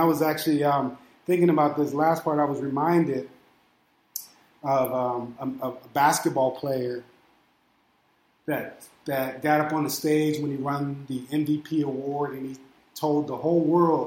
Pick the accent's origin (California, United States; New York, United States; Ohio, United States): Ohio, United States; Steubenville; moved away; also born or lived in Illinois; my birth certificate says that I'm from Ohio. My driver's license says that I live in Illinois. And I moved out here